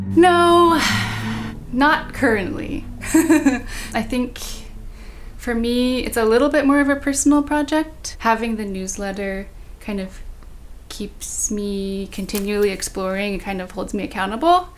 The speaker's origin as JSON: {"language": "English", "area": "Bay Area", "region": "California", "country": "United States", "tie": "born or raised there", "said": "Growing up in the Bay Area, which I feel like is known for being really diverse"}